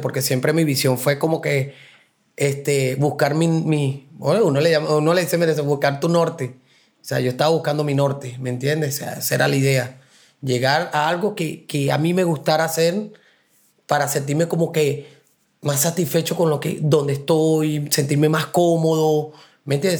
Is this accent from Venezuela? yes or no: yes; Puerto Cabello, Carabobo, Venezuela; moved away as an adult; now in New York, United States; Puerto Cabello, Venezuela, y es una costa.